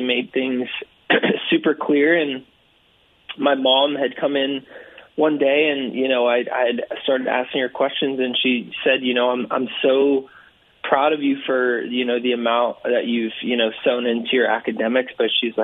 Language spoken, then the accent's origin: English; California, United States; grew up in California, so I grew up playing water polo